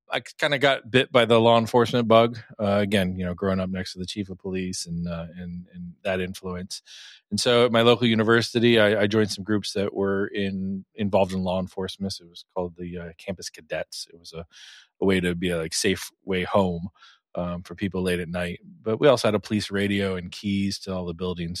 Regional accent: Virginia, United States; I grew up in Virginia.

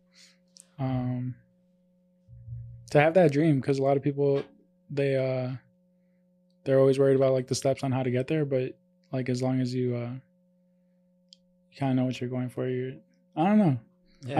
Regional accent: Colombia; moved away; I was born in Colombia

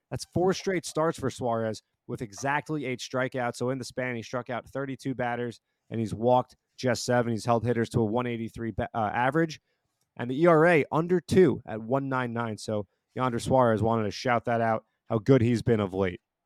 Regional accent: New Jersey, United States; moved away; also born or lived in Bloomington, Indiana; from New Jersey, and then when I eventually went to Indiana

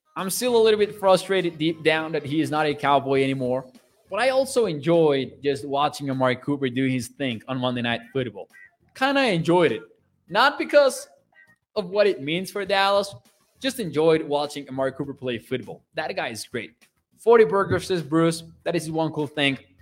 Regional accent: Mexico; I'm from Mexico. I am Mexican.

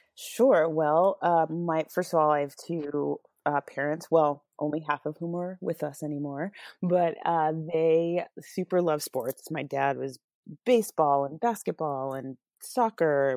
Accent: Albuquerque, New Mexico, United States; moved away; I grew up in Albuquerque

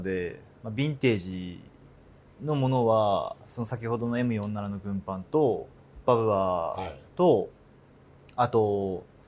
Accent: Hokkaido, Japan; moved away as an adult; now in Tokyo, Japan; 僕は北海道出身でこっちこう東京出てきたのも、まあ、わりかし遅かったので

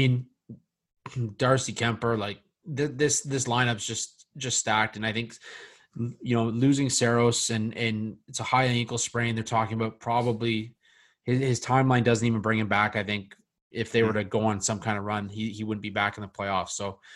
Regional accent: Oakville, Ontario, Canada; my hometown, Oakville.

